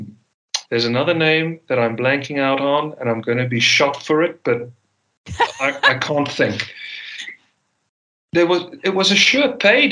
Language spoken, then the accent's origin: English; South Africa; accent: Afrikaner; I thankfully, by the grace on high, shed my Afrikaner accent. I don't speak with an Afrikaner accent whatsoever.